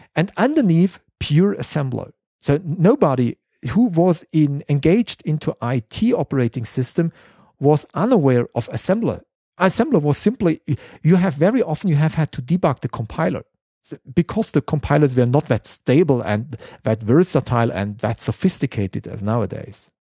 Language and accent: English; Konstanz, Baden-Württemberg, Germany; English is a second language; my hometown at Constance